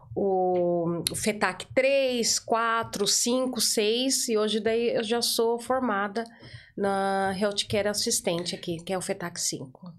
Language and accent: Portuguese; São Paulo, Brazil; first language Portuguese; moved away as an adult; now in Ireland; eu sou de São Paulo